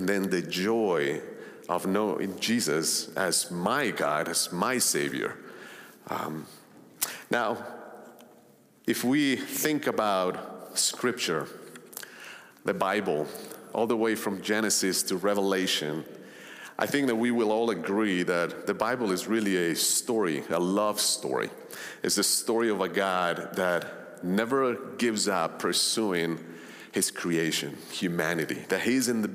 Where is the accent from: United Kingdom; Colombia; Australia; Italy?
Colombia; moved away; also born or lived in Long Island, New York; I grew up in Colombia back in the 80s and 90s